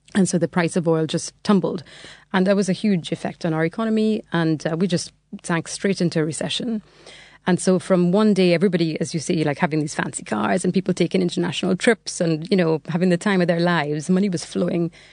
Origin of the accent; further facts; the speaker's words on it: Trinidad & Tobago; moved away as an adult; now in England; I'm from Trinidad originally. So, um, yeah, so I was born there and I lived there until I was 18.